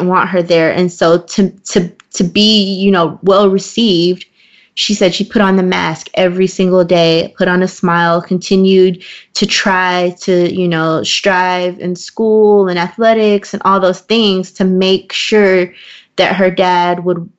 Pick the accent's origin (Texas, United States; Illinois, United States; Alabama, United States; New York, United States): Texas, United States; Waco; we lived in the same small city. So, like, we lived in, you know, I'm from Waco